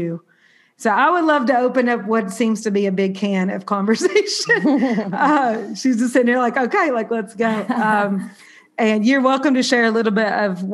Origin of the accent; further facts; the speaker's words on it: Southern, United States; accent: Southern; also born or lived in New York City; my Southern accent